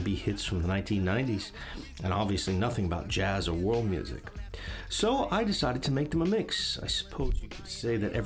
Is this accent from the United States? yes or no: yes; New York City, New York, United States; now in Tokyo, Japan; I was born in 1974 in Coney Island Hospital in Brooklyn, New York